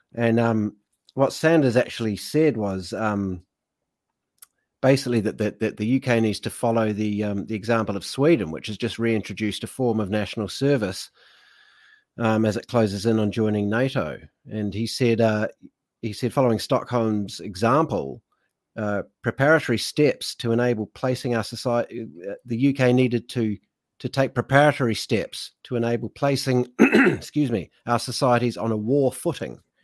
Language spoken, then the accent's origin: English; United Kingdom; I am a British citizen